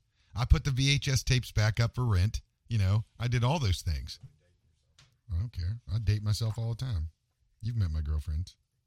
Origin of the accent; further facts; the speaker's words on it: West Virginia, United States; I'm from West Virginia.